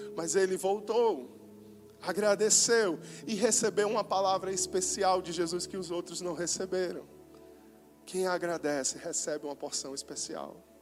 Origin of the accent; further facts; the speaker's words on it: Northeast Brazil, Brazil; falando agora como nordestinos